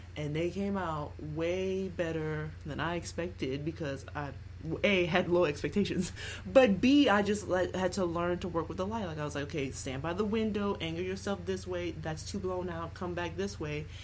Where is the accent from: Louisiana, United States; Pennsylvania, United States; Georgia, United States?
Louisiana, United States; Lafayette; also born or lived in Baton Rouge; I grew up in Lafayette, and then I went to LSU for school, and then I like went back to Lafayette and currently live in Lafayette